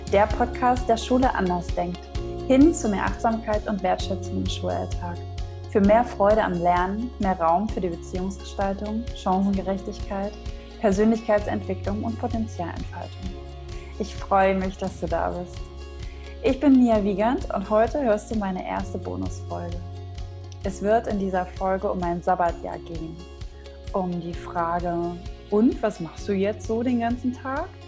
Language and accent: German; Thuringia, Germany; now in Hamburg, Germany; Und zwar komme ich ja ursprünglich aus Thüringen und meine Eltern sind tatsächlich beide auch Lehrer